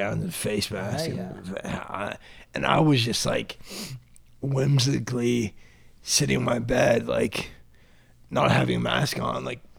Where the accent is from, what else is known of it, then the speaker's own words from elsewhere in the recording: London, Ontario, Canada; I was born and raised in London, Ontario.